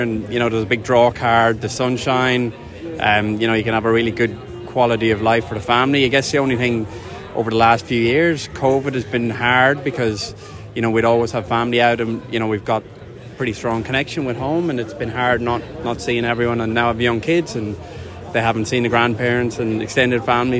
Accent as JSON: {"language": "English", "area": "County Cavan", "region": "Ulster", "country": "Ireland", "moved": "as an adult", "lives_now": "Perth, Australia", "said": "I come from County Cavan."}